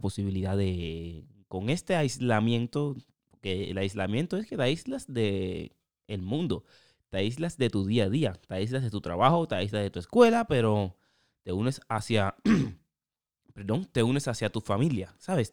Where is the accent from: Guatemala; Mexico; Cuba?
Cuba; moved away; also born or lived in Europe; Yo soy cubano.